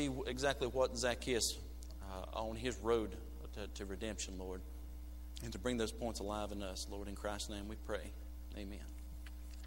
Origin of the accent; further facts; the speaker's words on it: United States; I'm from Burke County